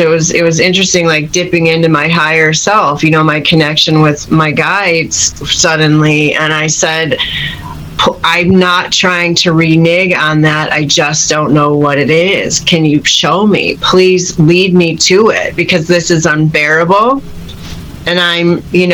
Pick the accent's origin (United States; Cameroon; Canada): United States; Chicago, Illinois; moved away; also born or lived in San Francisco Bay Area, United States / Los Angeles, United States; I'm from Chicago originally